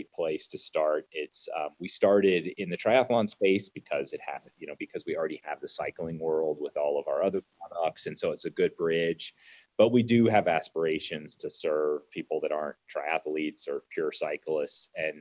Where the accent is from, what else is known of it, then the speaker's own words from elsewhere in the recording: Ocean Springs, Mississippi, United States; now in Atlanta, United States; I grew up in Ocean Springs, Mississippi, swimming, water skiing, windsurfing every day